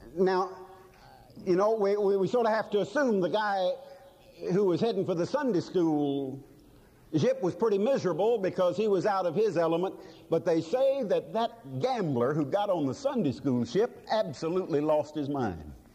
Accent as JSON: {"language": "English", "country": "United States", "said": "this blessed and wonderful country that's ours, this wonderful America"}